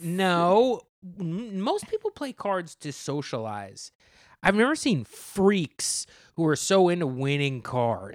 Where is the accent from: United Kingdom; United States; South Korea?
United States; New Jersey